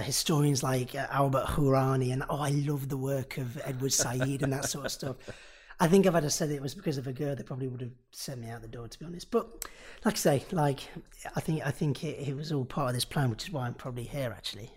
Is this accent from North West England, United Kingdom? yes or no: no; Nottingham, East Midlands, United Kingdom; I'm from Nottingham